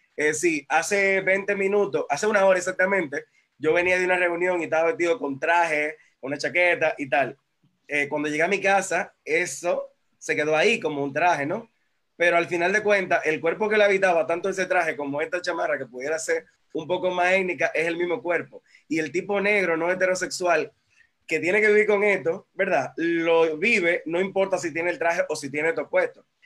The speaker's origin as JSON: {"language": "Spanish", "country": "Dominican Republic", "said": "En Dominicana tuvimos"}